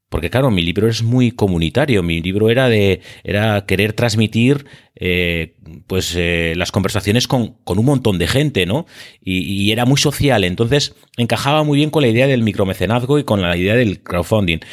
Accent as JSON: {"language": "Spanish", "area": "Biscay", "region": "Basque Country", "country": "Spain", "also_born_or_lived": "Seville", "accent": "Biscayan", "said": "soy vizcaíno. Mm, como muestra el acento"}